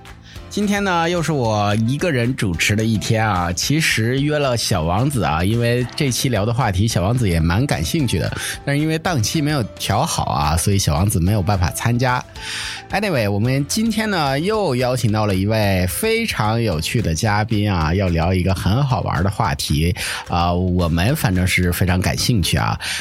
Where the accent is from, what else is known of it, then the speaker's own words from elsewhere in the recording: Northeast China, China; 我们东北那边的仪式就显得比较贫乏啊。